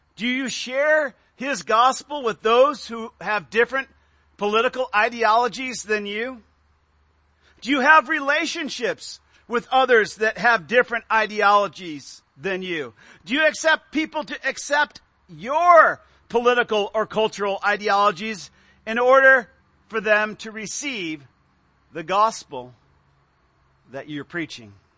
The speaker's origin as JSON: {"language": "English", "country": "United States", "said": "as American Christians."}